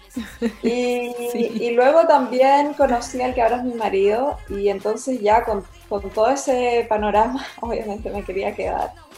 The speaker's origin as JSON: {"language": "Spanish", "town": "Santiago", "country": "Chile", "tie": "born or raised there", "also_born_or_lived": "Viña del Mar, Chile / Spain / Byron Bay area, Australia", "moved": "as an adult", "lives_now": "Mullumbimby, Australia", "said": "yo nací en Santiago y me crié prácticamente entre Santiago y Viña."}